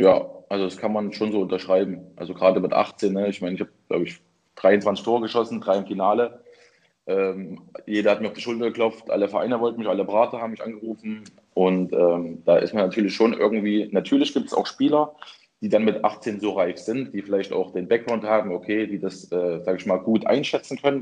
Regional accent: Leipzig, Saxony, Germany; Ich bin gebürtiger Leipziger

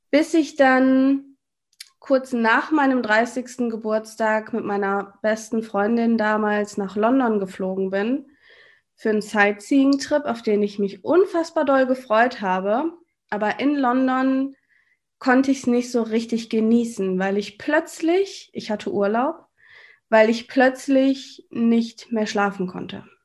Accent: North Rhine-Westphalia, Germany; das hast du schon gesagt. Ich bin 34 Jahre alt und ich komme aus NRW. Ich wohne in der Nähe von Düsseldorf, in einem kleinen Städtchen namens Willig.

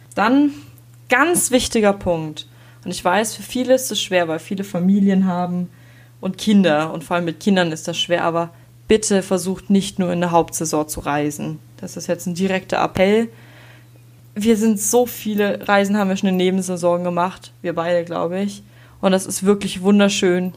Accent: Regensburg, Bavaria, Germany; bei uns in Regensburg

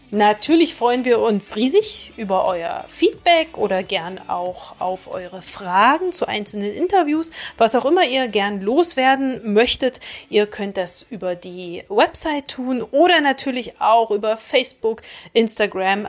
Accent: Magdeburg, Saxony-Anhalt, Germany; das Zurückkehren in meine wunderschöne Heimatstadt Magdeburg

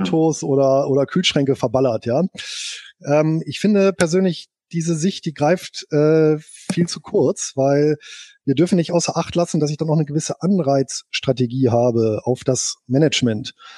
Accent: Bonn, North Rhine-Westphalia, Germany; Geboren bin ich hier in Bonn und aufgewachsen

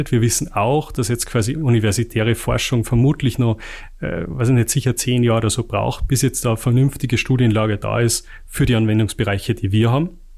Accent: Salzburg, Austria; also bei uns, ich komme komm aus dem Pinzgau, da sagt man, äh, hüft's nix, schaut's nix.

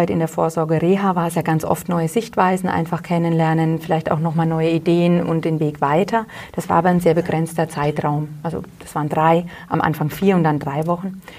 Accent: Hollstadt, Bavaria, Germany; now in Wülfershausen, Germany; ich komme ja ursprünglich aus Holstadt und äh, bin dann nach Wilfershausen eben der Liebe wegen gezogen und lebe auch gerne hier.

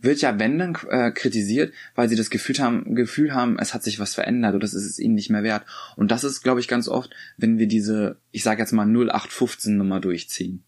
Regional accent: Rostock, Mecklenburg-Vorpommern, Germany; bei uns in Rostock

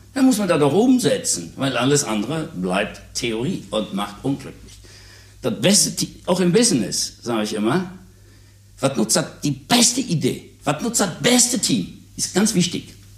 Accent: Münster, North Rhine-Westphalia, Germany; hier bei uns in Münster

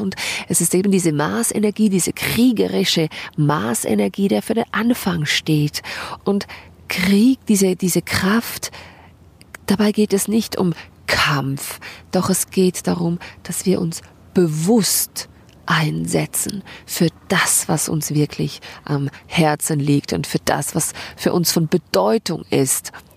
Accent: Switzerland; bei uns in der Schweiz Gelder gesprochen für die Selbstständigen

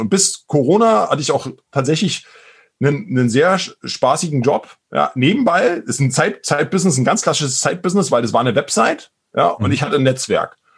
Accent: Brandenburg, Germany; accent: Berlin dialect; now in Berlin, Germany; aber tatsächlich bin ich eigentlich gebürtiger Brandenburger, bin also eigentlich ein Landei äh, im Osten äh, aufgewachsen und dann äh, aber jetzt schon seit 20 Jahren in Berlin.

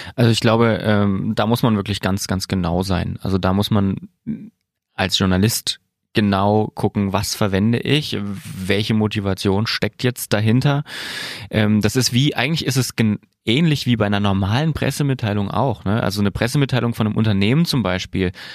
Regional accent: southern Thuringia, Germany; da, wo ich herkomme, aus Südthüringen

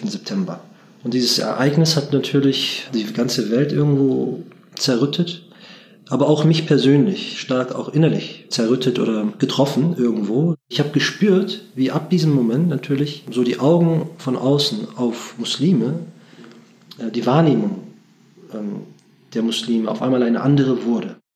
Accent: Bremen, Germany; ich bin gebürtiger Bremer, also in Bremen geboren und aufgewachsen. Meine Eltern stammen aus der Türkei.

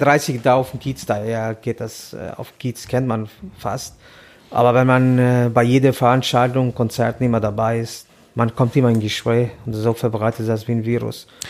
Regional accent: Tirana, Tirana County, Albania; German is a second language; moved away as an adult; now in Hamburg, Germany; ich komme aus Albanien, Tirana.

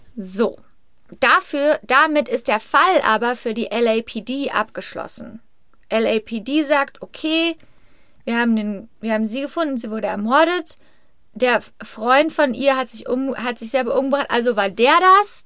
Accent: Germany; now in United States; Ich bin ja Deutsche

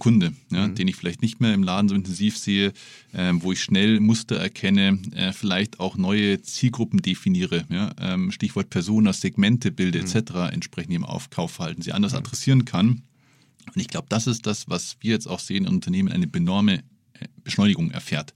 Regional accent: Munich, Bavaria, Germany; als Münchner

